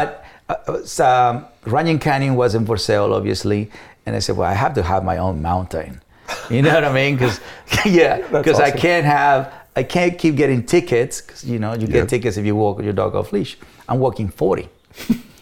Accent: Mexico; English is a second language; moved away as an adult; also born or lived in Los Angeles, United States; now in United States; as a Mexican

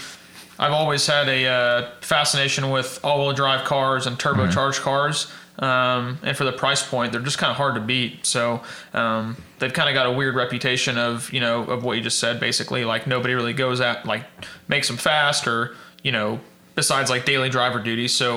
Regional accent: Edmond, Oklahoma, United States; Born and raised in Edmond, Oklahoma

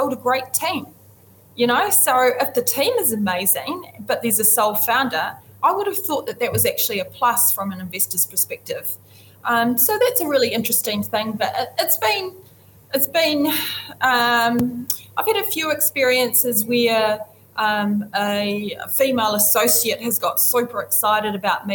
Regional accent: New Zealand; as a New Zealander of Indigenous background and a woman in fintech

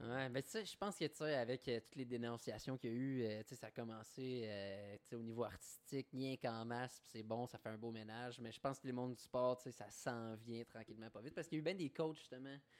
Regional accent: Eastern Ontario, Canada; je viens de l'Est ontarien, qui est quand même euh, très francophone dans, ce côté-là

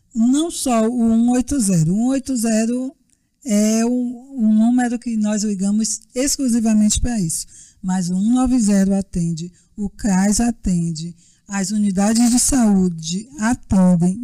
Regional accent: Bahia, Brazil; sou baiana, advogada

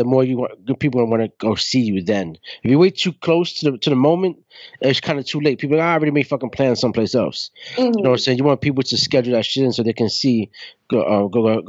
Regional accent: New York City, New York, United States; I grew up in Brooklyn

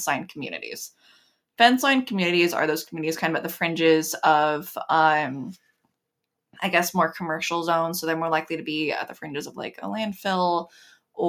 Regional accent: Ohio, United States; moved away; growing up in Ohio

